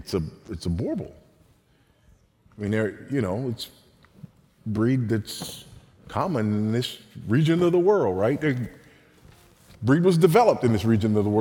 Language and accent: English; United States; accent: American; moved away as an adult; now in Zambia; you could tell from my accent that I was an American